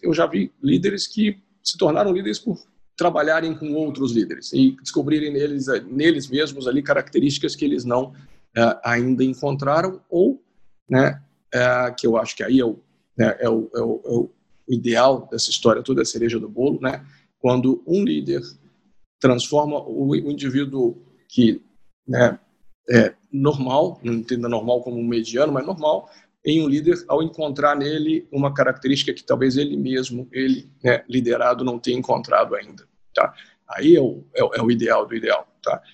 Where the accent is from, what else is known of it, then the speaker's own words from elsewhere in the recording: Juiz de Fora, Minas Gerais, Brazil; moved away as an adult; also born or lived in Rio de Janeiro; eu sou de Juiz de Fora